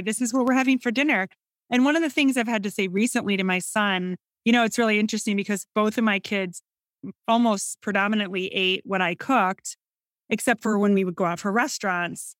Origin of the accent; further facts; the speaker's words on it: Northern Illinois, United States; accent: Midwestern; I'm from Northern Illinois. I grew up in a suburban area, um, about an hour and a half northwest of Chicago.